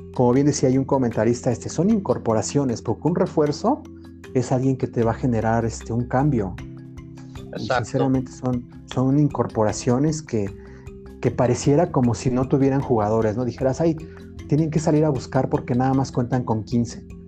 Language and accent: Spanish; Mexico; como mexicano